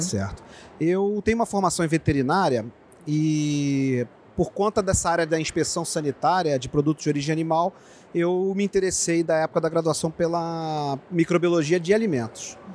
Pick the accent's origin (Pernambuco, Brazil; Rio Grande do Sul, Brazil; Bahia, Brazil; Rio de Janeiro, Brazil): Rio de Janeiro, Brazil; Niterói; moved away as an adult; also born or lived in Botucatu / São Paulo; now in Paraná, Brazil; Eu me formei em Niterói, eu sou de Niterói